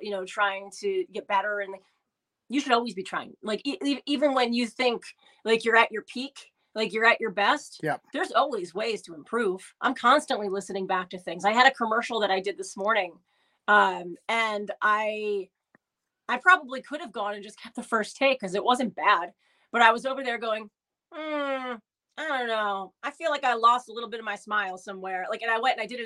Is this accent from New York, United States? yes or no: yes; Albany, New York, United States; the station I grew up listening to in Albany